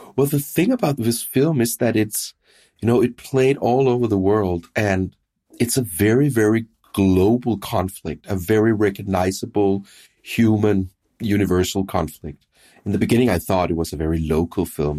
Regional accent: Denmark; in Denmark, I'm from Denmark

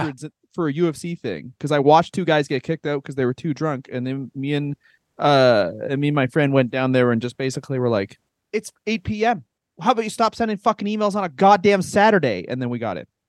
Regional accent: Canada

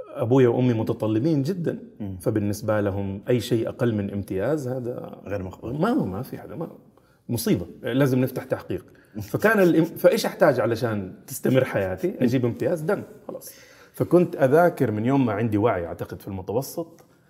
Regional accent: Jeddah, Makkah Province, Saudi Arabia; also born or lived in Austria; مدينة جدة هي مدينتي تربيت فيها عشت فيها إلين مرحلة الجامعة

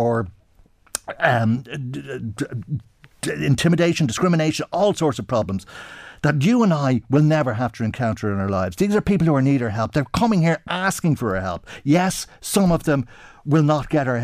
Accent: Ireland; I'm Irish.

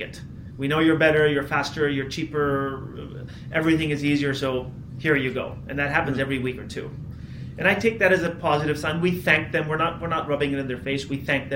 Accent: Toronto, Ontario, Canada; I grew up in Toronto, so it was natural for me to continue living here to start the company.

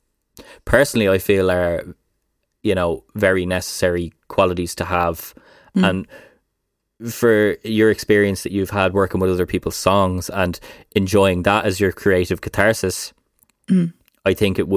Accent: Ireland; I think as Irish people, it's ingrained into our DNA.

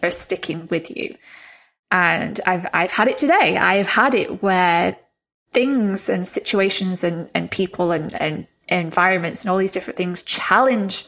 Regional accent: England, United Kingdom; moved away as an adult; also born or lived in Florida, United States; I moved back from Florida to England in January

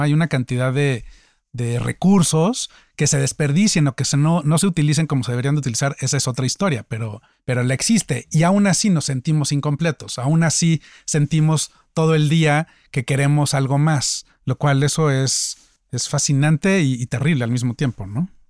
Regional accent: Mexico; soy mexicano, soy empresario

